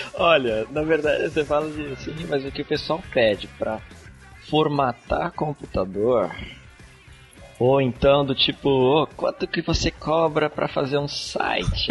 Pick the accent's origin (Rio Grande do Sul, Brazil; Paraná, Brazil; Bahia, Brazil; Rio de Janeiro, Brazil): Paraná, Brazil; Curitiba; now in São José dos Campos, Brazil; eu moro aqui em São José dos Campos, estado de São Paulo, embora seja de Curitiba